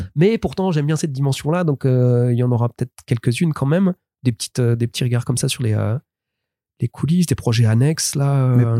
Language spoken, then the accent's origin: French; France; je suis français